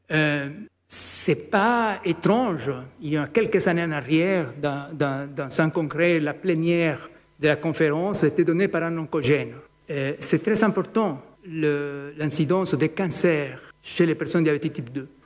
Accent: Ecuador; moved away; en Équateur, c'est mon pays d'origine

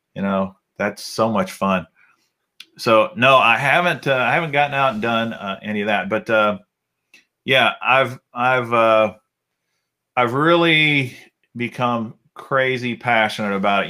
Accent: Alabama, United States; I was born in Alabama. Uh, my dad was an electrician

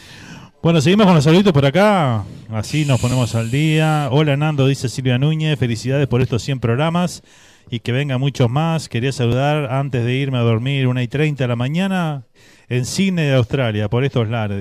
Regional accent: Uruguay; now in Miami, United States; soy Uruguay

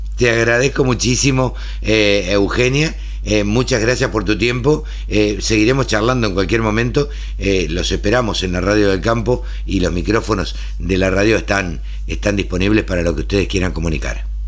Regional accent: Argentina

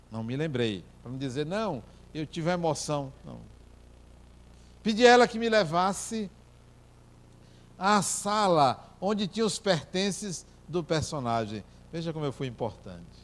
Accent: Brazil; eu me apresentei, sou brasileiro, venho aqui conhecer.

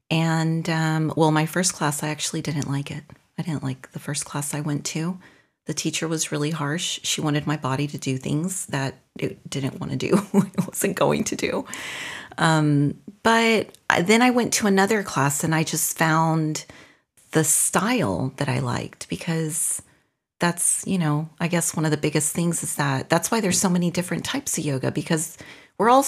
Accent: North, Mexico; also born or lived in Brussels / Austin, Texas; now in Belgium; before that, I lived in Brussels, and before that, I lived in Austin, Texas. And before that, I'm from Mexico, from the north of Mexico.

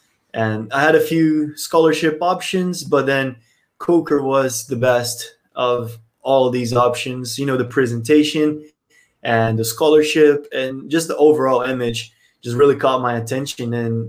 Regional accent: Brazil; moved away as an adult; also born or lived in United States; I'm from Brazil. I grew up in Brazil. I moved to the United States when I was 18.

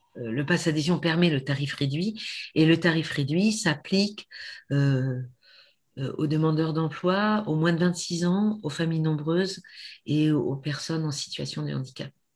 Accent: Brive-la-Gaillarde, Nouvelle-Aquitaine, France; also born or lived in Sarlat; now in Périgord, France; je suis née à Brive, mais ça fait 40 ans que j'habite ici.

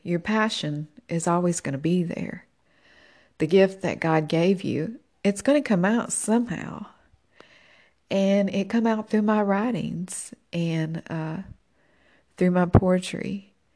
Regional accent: Tennessee, United States; moved away as an adult; I'm originally from Tennessee.

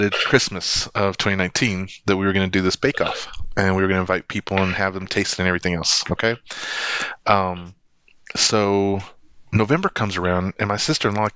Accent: Lubbock, Texas, United States; It's back in my hometown, Lubbock, Texas

